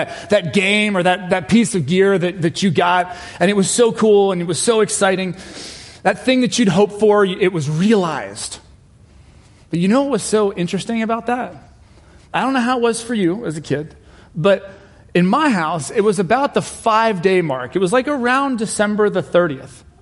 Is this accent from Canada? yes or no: no; England, United Kingdom; I was born in England and my family is British